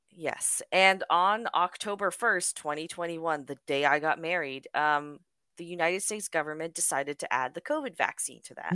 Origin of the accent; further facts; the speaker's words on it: Canada; I am unfortunately a Canadian citizen